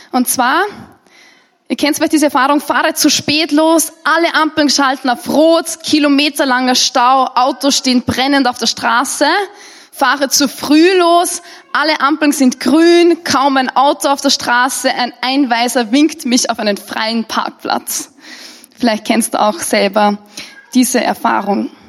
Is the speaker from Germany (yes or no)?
no; Austria; Und als Österreicher gehört es schon fast zu unserem Hobby, dass wir grundsätzlich negativ sind und vor allem über Verantwortungsträger.